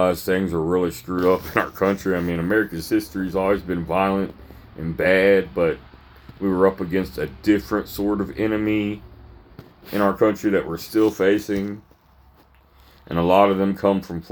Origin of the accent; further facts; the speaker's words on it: Louisville, Kentucky, United States; now in Fort Knox, United States; I'm from Louisville, Kentucky. This is my home.